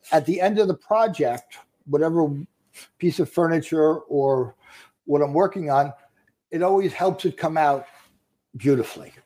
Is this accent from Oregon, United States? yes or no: no; Long Island, New York, United States; Born and raised on Long Island.